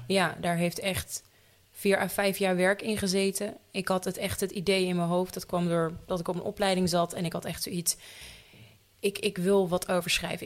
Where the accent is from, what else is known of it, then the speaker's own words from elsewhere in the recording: Leeuwarden, Friesland, Netherlands; Ik ben 28 jaar en ik kom uit Leeuwarden